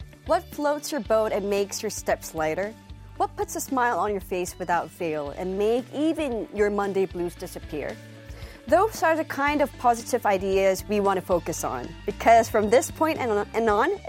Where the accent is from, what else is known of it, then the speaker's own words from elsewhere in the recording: Hong Kong; because I'm Korean too, but I grew up in Hong Kong.